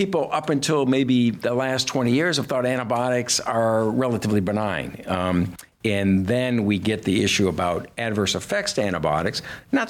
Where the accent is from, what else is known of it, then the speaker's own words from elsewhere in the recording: Detroit, Michigan, United States; I grew up in Detroit